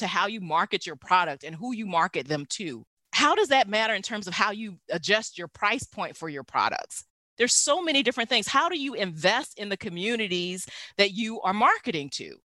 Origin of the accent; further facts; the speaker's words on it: the South, United States; moved away; I grew up in the South